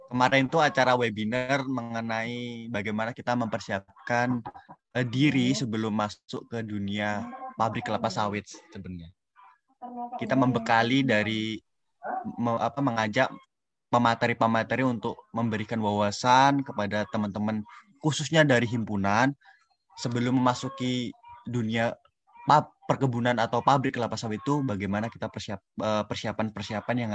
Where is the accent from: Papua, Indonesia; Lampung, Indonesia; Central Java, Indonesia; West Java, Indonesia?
Lampung, Indonesia; saya berasal dari provinsi Lampung tepatnya di Kabupaten Lampung Tengah